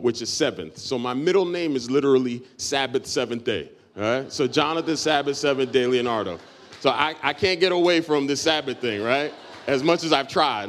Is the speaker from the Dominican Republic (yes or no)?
yes; Dominican Republic; I'm Dominican from, from birth, so I'm from the Dominican Republic.